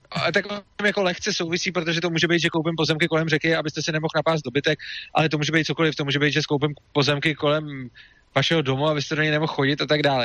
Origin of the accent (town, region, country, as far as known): Czechia